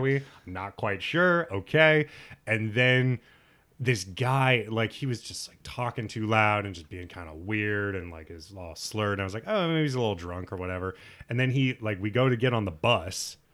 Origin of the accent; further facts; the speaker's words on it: Lincoln, Nebraska, United States; moved away; my hometown, Lincoln, Nebraska